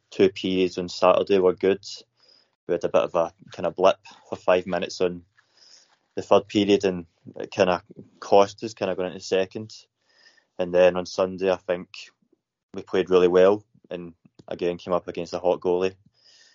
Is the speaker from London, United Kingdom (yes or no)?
no; Scotland, United Kingdom; moved away as an adult; also born or lived in Chelmsford, England; now in England; I played all my junior career in Scotland, played seniors in Scotland, and then just moved here 2 years ago. So I'm Scottish